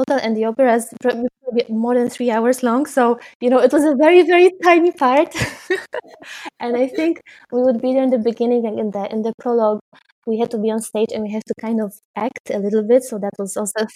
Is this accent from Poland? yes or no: yes; Poznań, Greater Poland, Poland; moved away as an adult; now in Netherlands; the opera house in my hometown in Poznań